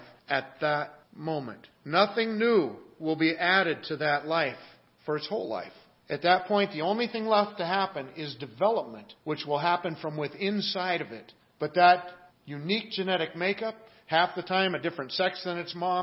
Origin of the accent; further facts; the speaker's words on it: Seattle, Washington, United States; moved away as an adult; also born or lived in Manassas, Virginia; I grew up in the Pacific Northwest